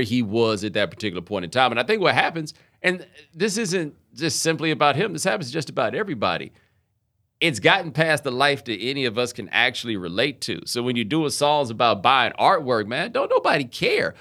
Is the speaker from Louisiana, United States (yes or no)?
no; Houston, Texas, United States; moved away as an adult; also born or lived in Atlanta, Georgia; I was born in Atlanta, we moved to Houston when I was seven.